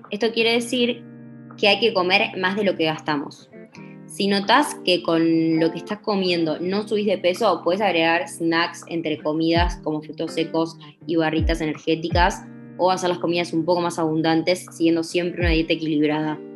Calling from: Puerto Madryn, Chubut, Argentina; de Puerto Madryn y tengo 20 años.

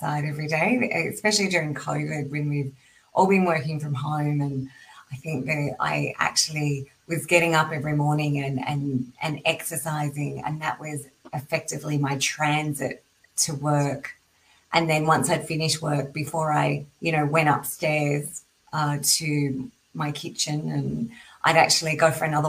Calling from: Sydney, New South Wales, Australia; I'm in Sydney, Australia, and it's actually not raining.

